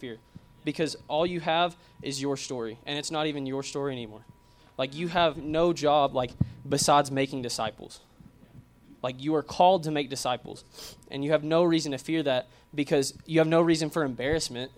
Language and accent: English; Arkansas, United States; I'm from Arkansas